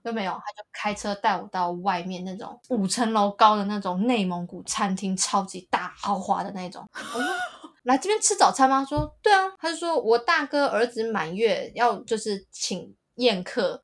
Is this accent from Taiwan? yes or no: yes; Taiwan; 我是台湾来的